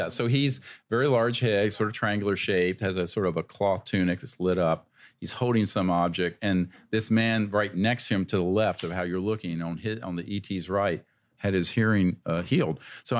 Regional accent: North Carolina, United States; I'm old enough to remember those days, the black and white water fountains where I grew up in North Carolina.

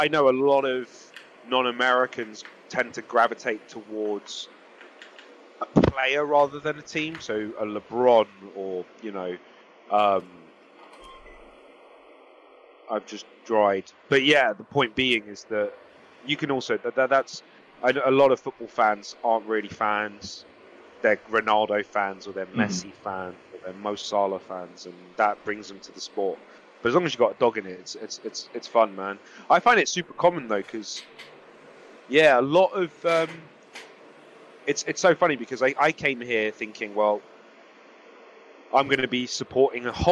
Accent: London, United Kingdom; moved away; I'm from London

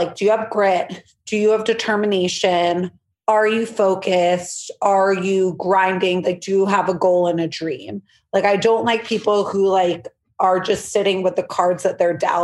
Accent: New York City, New York, United States; I'm from New York City. Blair Waldorf vibes, Upper East Side

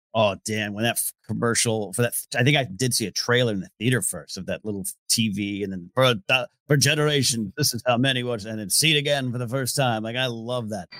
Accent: Rio Grande, California, United States; my hometown of Rio Grande, California

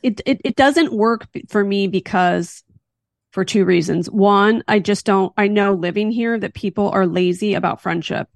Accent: Philadelphia, Pennsylvania, United States; now in California, United States; I'm from Philly

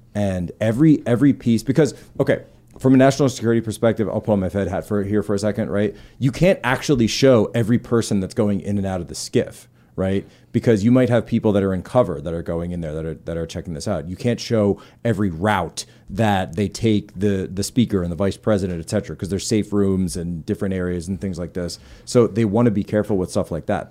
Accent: East Coast, United States; we're both from the East

